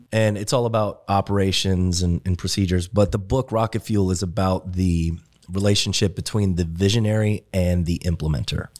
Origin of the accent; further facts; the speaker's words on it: Germany; moved away; me growing up in Germany